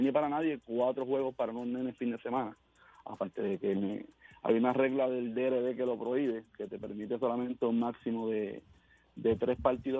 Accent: Caguas, Puerto Rico; yo soy de Cagua

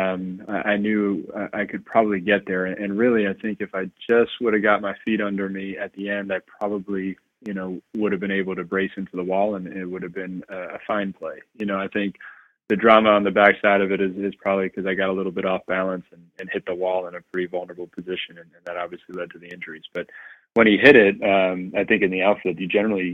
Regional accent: New York City, New York, United States; moved away as an adult; I was raised obviously in Queens

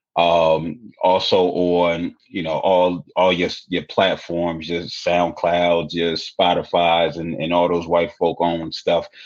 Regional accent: Philadelphia, Pennsylvania, United States; I'm from Philly

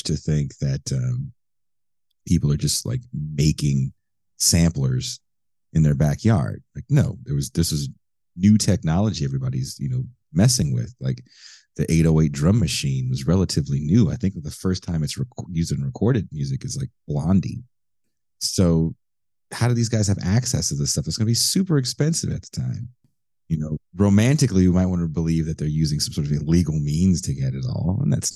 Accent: Richmond, California, United States; also born or lived in Oakland, California; I grew up in a city adjacent to Oakland called Richmond, California

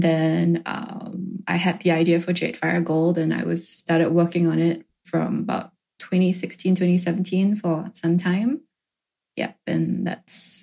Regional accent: Singapore; I grew up in Singapore

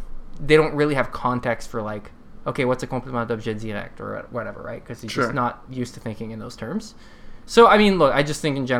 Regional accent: United States; now in Canada; My second language at school was actually Spanish. So I grew up in the States, for people who don't know. So I learned Spanish, and to this day, I still like, try to keep in practice, and I have like I understand Spanish still fairly well

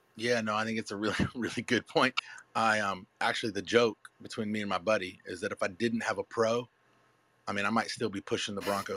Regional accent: the Carolinas, United States; I'm from Carolina

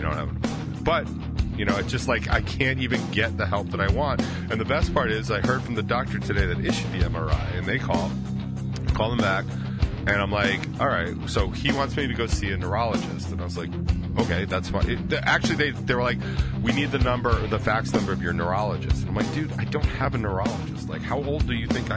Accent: United States; I'm in America. I'm American as fuck

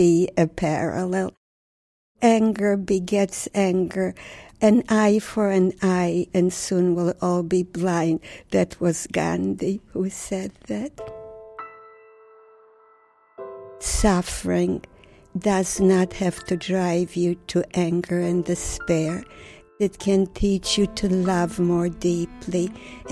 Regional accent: Warsaw, Masovian Voivodeship, Poland; moved away; I was born in Warsaw, Poland. Warsaw was the center of my universe

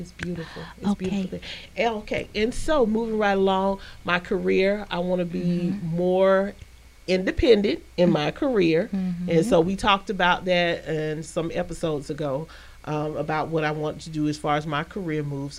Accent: Albany, Georgia, United States; also born or lived in Heidelberg, Germany; I always claim Albany, Georgia is my hometown, but I was actually born in Heidelberg, Germany.

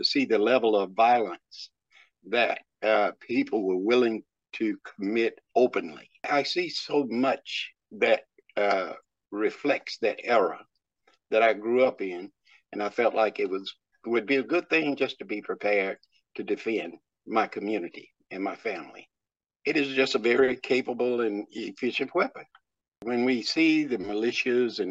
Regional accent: the South, United States; Growing up in the South

